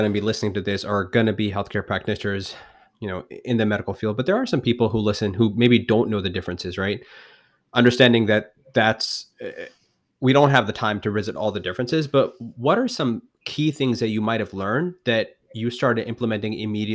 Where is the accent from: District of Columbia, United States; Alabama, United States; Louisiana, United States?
Alabama, United States; Auburn; I was born in Auburn. I'm a huge War Eagle fan